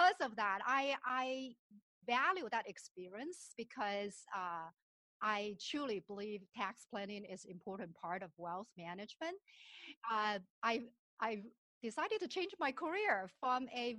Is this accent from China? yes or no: yes; southern China, China; moved away as an adult; also born or lived in Shenzhen, China; now in Minnesota, United States; I was born and raised in China, and my parents were school teachers in a very remote village in southern part of China.